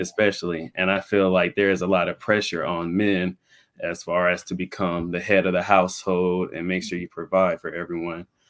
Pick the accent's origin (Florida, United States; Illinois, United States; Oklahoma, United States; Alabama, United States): Florida, United States; Pensacola; I'm born and raised in Pensacola, Florida